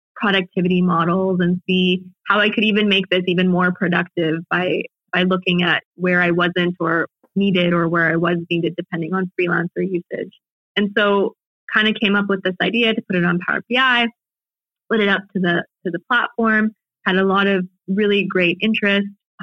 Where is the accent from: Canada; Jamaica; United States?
Canada; being Canadian